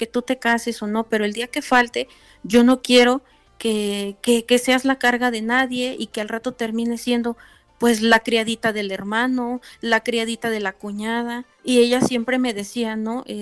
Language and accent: Spanish; Tlaxcala, Mexico; soy del estado de Tlaxcala.